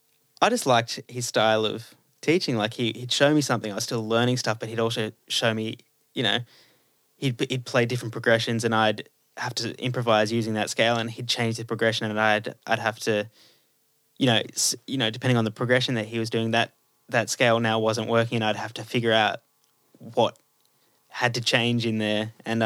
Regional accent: Cherrybrook, New South Wales, Australia; also born or lived in North Rocks / Baulkham Hills / Castle Hill; And I grew up in Baulkham Hills, and then moved to Cherrybrook when I was, so I was born in North Rocks, moved to Cherrybrook, grew up there, then moved to Castle Hill when I was a teenager, then moved back to Cherrybrook

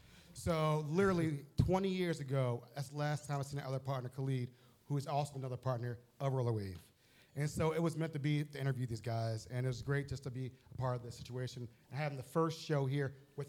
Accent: Baltimore, Maryland, United States; so I grew up in Baltimore

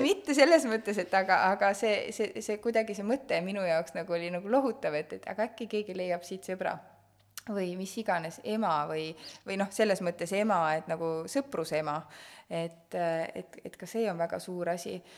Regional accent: Estonia; me oleme Eestist

